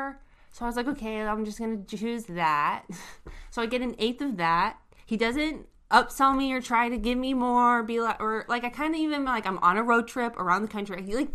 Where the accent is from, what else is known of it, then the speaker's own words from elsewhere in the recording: Washington, United States; I'm from Washington State.